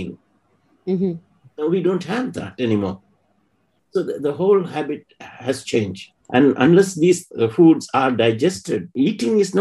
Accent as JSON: {"language": "English", "country": "Sri Lanka", "moved": "as an adult", "said": "I come from Sri Lanka, which is a Southeast Asian country."}